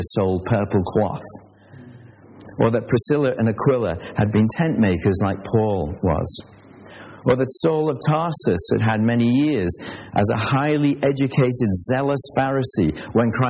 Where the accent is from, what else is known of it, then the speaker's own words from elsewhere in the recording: Liverpool, North West England, United Kingdom; I was born in Liverpool